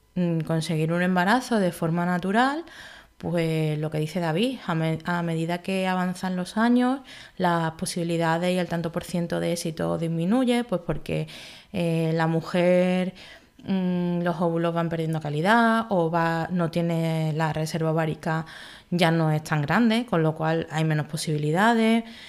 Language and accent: Spanish; Málaga, Andalusia, Spain; also born or lived in Madrid / Galicia; yo nací en Madrid, donde viví tres años hasta que nos mudamos a Málaga